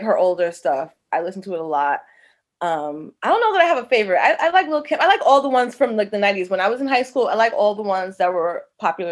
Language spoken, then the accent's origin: English; New York City, New York, United States; Born and raised in Hollis. Hollis, Queens.